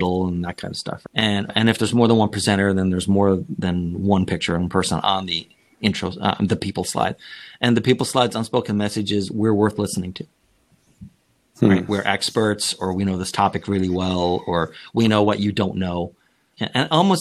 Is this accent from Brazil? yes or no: no; Canada; moved away; I'm originally from Canada